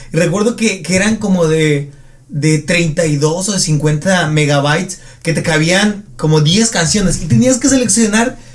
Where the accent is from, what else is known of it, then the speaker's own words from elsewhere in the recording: Arriaga, Chiapas, Mexico; en Arriaga, mi comunidad que es provincia de provincia